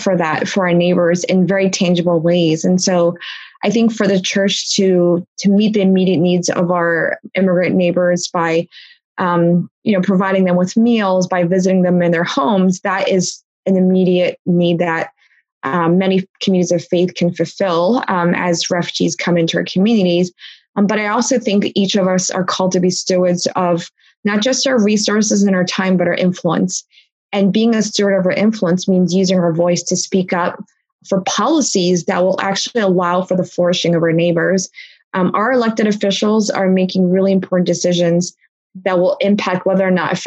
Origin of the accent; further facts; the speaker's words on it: Blue Bell, Pennsylvania, United States; also born or lived in Philadelphia; I was born in Philly, but my parents moved to Bluebell. And my parents still live there. And that's the town that I grew up